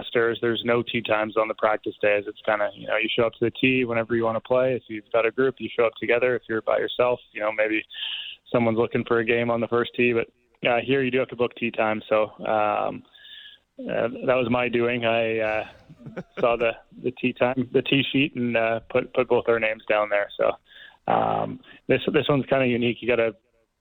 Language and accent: English; Canada; being a Canadian